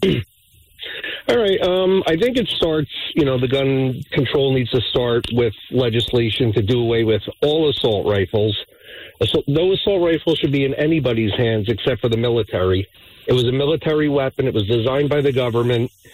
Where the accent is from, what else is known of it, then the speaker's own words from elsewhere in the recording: New Jersey, United States; I'm from New Jersey